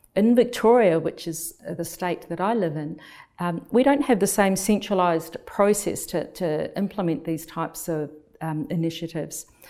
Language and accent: English; New Zealand; moved away as an adult; also born or lived in United Kingdom; now in Melbourne, Australia; I'm originally from New Zealand, and when I returned to New Zealand